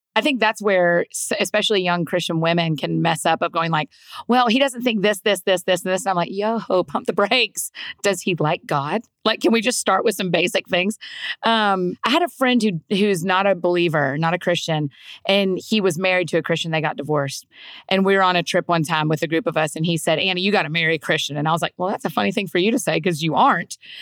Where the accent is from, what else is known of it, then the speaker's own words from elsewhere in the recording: Georgia, United States; moved away as an adult; now in Nashville, United States; Grew up in Georgia. I'd like to say that I was born and raised in Georgia